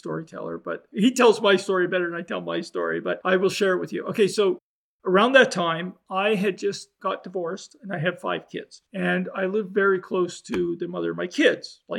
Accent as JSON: {"language": "English", "country": "Canada", "said": "I'm a Canadian"}